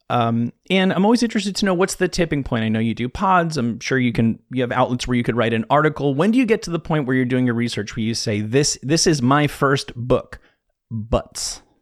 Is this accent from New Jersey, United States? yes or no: yes; New Jersey, United States; I'm from New Jersey